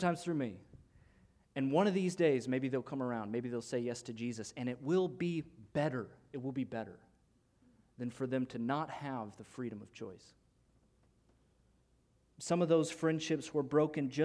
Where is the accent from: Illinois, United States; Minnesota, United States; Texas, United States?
Illinois, United States; moved away; I'm from Illinois